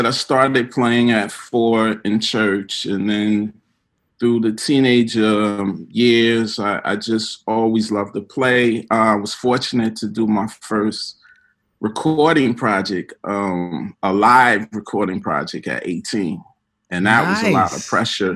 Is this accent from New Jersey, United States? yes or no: yes; Plainfield, New Jersey, United States; moved away as an adult; also born or lived in Newark, New Jersey; now in New York, United States; I was born in Newark, raised in Plainfield, New Jersey.